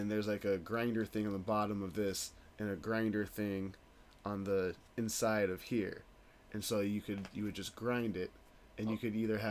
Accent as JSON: {"language": "English", "town": "Denver", "region": "Colorado", "country": "United States", "tie": "born or raised there", "said": "I'm born and raised in Denver."}